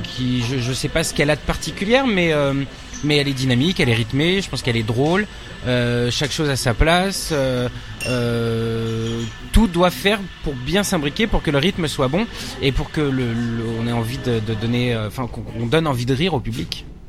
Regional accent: Nanterre, Île-de-France, France; also born or lived in Paris; Je suis né à Paris. Et après j'ai grandi en banlieue parisienne aussi à Nanterre dans, le, dans les Hauts-de-Seine

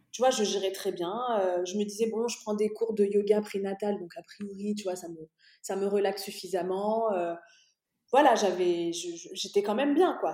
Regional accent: France; moved away as an adult; also born or lived in Dubai, United Arab Emirates; now in Bahrain; je suis née en France

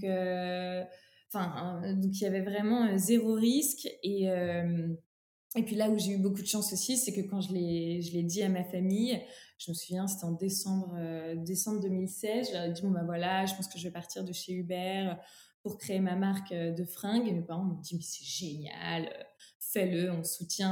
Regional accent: Troyes, Grand Est, France; je suis originaire de Troyes, qui est un bastion historique du textile français, euh, pas très loin de, de Paris, en Champagne-Ardenne.

